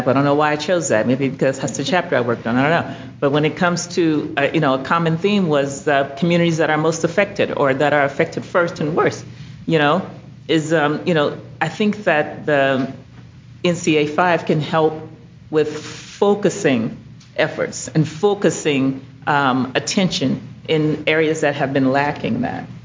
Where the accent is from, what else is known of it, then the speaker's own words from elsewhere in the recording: Mobile, Alabama, United States; So I'm from Alabama, and um, I really appreciated your presentation.